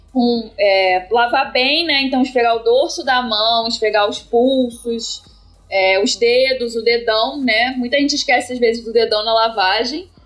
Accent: Rio de Janeiro, Brazil; eu sou da capital do Rio e trabalho em Caxias

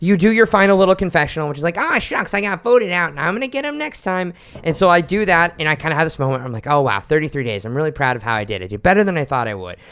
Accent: Oklahoma City, Oklahoma, United States; now in New York, United States; I was out as queer growing up in Oklahoma City

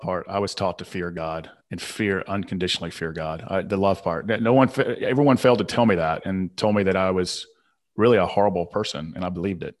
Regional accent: Southern, United States; accent: Southern; my Southern accent

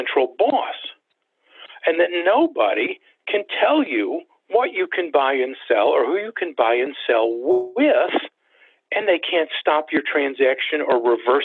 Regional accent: United States; I'm an American

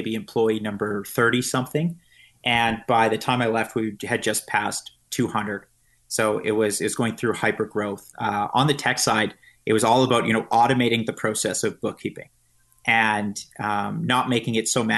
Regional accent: Regina, Saskatchewan, Canada; moved away as an adult; also born or lived in Missouri; now in Vancouver, Canada; I grew up in Regina, Saskatchewan

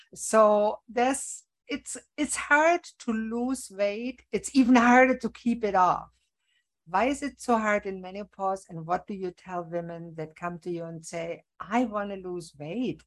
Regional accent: Germany; now in Canada; I was born in Germany

